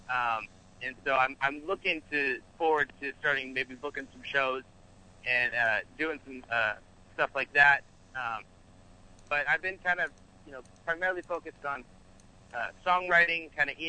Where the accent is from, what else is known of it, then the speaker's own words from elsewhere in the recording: California, United States; also born or lived in Arizona; now in Los Angeles, United States; I am from, uh, currently I'm in Los Angeles, California, but I'm originally from Northern California. Um